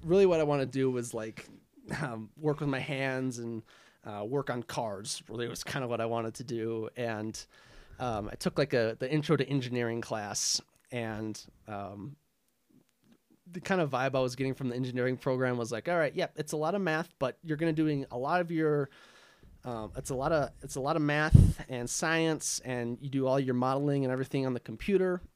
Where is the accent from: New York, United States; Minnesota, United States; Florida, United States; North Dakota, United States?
Minnesota, United States; Arden Hills; also born or lived in Duluth, Minnesota; I grew up in Arden Hills, uh, with my family